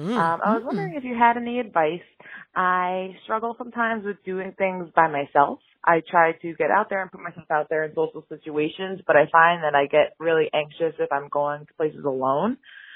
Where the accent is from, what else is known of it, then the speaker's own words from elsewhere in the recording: New York City, New York, United States; now in Albany, United States; I live in New York. I'm originally from New York City, but now I've actually moved to the quiet town of Albany, New York.